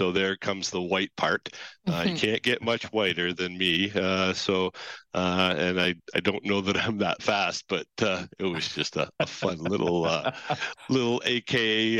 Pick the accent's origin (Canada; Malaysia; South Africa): Canada; Toronto, Ontario; And I am born and raised in Toronto, Hogtown. So I am a very proud Torontonian. I actually was born in Western Hospital, which is only about a 10-minute drive from where I'm sitting right now